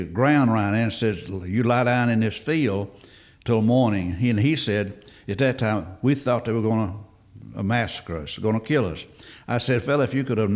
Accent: Opelika, Alabama, United States; also born or lived in Salem, Alabama; I was born in Salem, which is a few miles south of here. But Dad had businesses in Opelika, so in 1941, we moved to Opelika at 400 4th Avenue

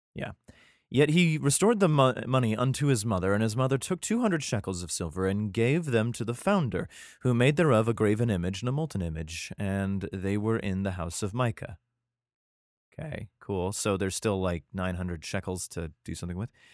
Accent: United States; my home country

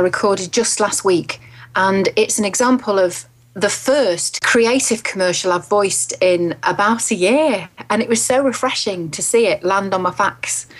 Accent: England, United Kingdom; they don't know that I'm English.

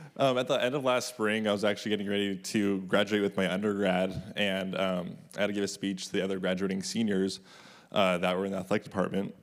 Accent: Orange County, California, United States; Growing up in Orange County

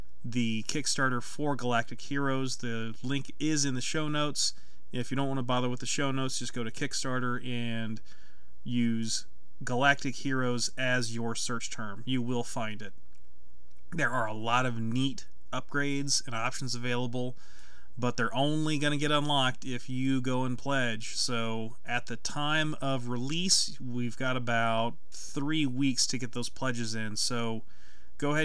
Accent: Lee's Summit, Missouri, United States; we're both from the Kansas City area. You're just a little bit north of me in Independence. I went to high school in Lee Summit

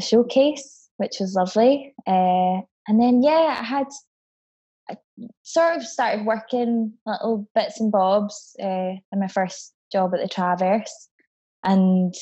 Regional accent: Scotland, United Kingdom; also born or lived in Barbados; I moved here to Scotland from Barbados when I was 8

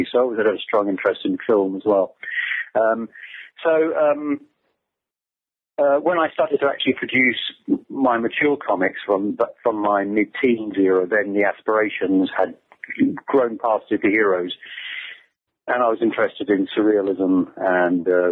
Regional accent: England, United Kingdom; I'm English, and in the UK, we used to get American comics imported

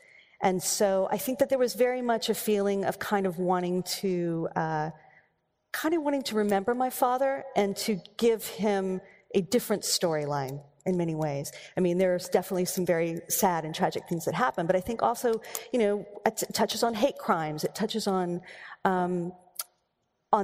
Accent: Texas, United States; I grew up in, I grew up in Texas, and you want to talk about rules.

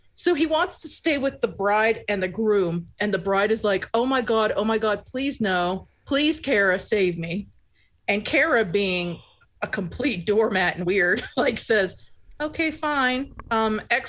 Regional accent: Pennsylvania, United States; I'm from Pennsylvania

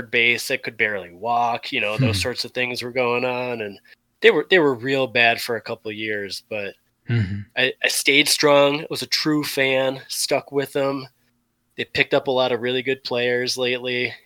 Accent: Wisconsin, United States; born and raised in Wisconsin

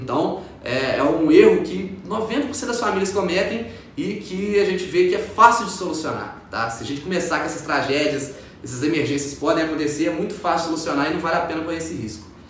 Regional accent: Ubá, Minas Gerais, Brazil; moved away as an adult; also born or lived in Viçosa; now in Juiz de Fora, Brazil; eu vim de uma cidade de 100 mil habitantes, que é a minha cidade natal

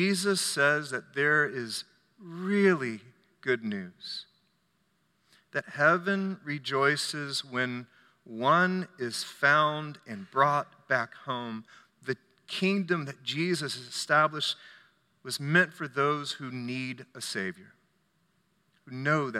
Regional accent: United States; I'm an American

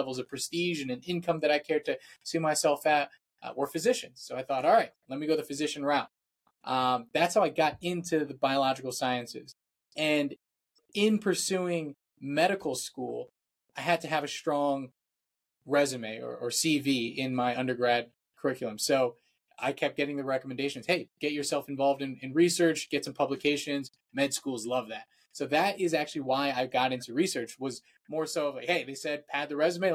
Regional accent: Virginia, United States; I am from Virginia, so that's the eastern coast of the US

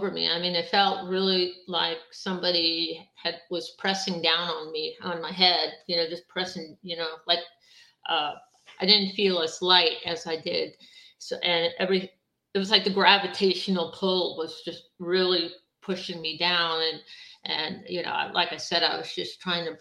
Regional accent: Long Island, New York, United States; I grew up on Long Island

